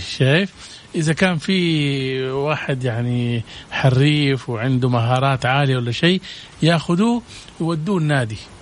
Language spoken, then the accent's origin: Arabic; Jeddah, Makkah Province, Saudi Arabia; عندنا في جدة